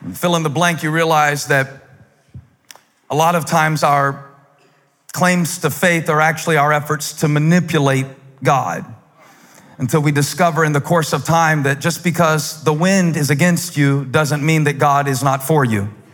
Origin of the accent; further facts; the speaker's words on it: the South, United States; accent: southern; If I got a little too southern